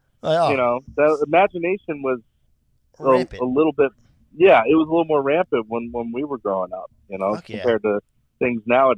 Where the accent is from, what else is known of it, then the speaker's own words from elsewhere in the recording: West Coast, United States; Growing up on the West Coast, I mean, skateboarding is a huge thing.